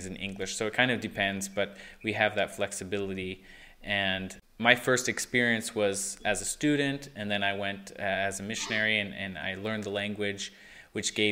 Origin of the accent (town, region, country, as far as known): United States; moved away as an adult; now in Russia